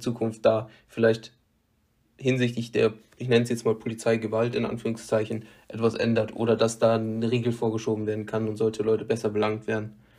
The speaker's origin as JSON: {"language": "German", "region": "west of North Rhine-Westphalia", "country": "Germany", "tie": "born or raised there", "said": "in meiner Heimatstadt"}